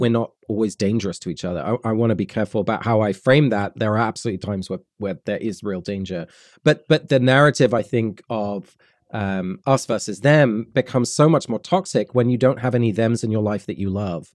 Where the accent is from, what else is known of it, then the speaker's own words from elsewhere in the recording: London, United Kingdom; I was born and raised in London and then in the, the countryside south of London